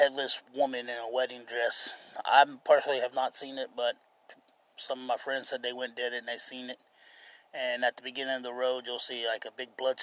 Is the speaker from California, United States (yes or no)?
no; Cincinnati, Ohio, United States; I'm from Cincinnati, Ohio.